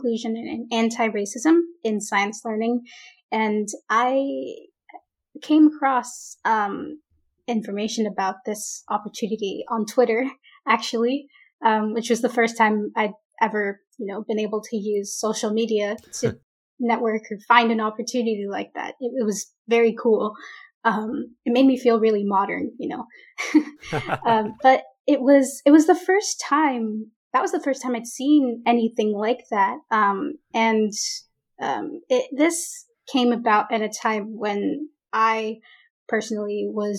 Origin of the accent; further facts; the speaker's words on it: Oakland, California, United States; moved away as an adult; now in Irvine, United States; I grew up in the Bay Area, in the East Bay, Oakland, San Leandro area